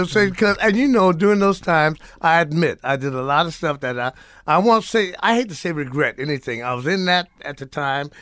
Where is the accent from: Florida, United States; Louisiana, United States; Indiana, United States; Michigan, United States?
Louisiana, United States; New Orleans; moved away; also born or lived in Morgan City, Louisiana; Born, born, born in New Orleans, raised in New Orleans in Morgan City, Luther Island